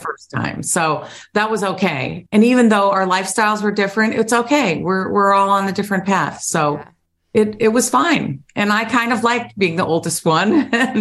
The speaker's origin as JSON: {"language": "English", "region": "Ohio", "country": "United States", "said": "I'm from Ohio. So representing the Buckeye State"}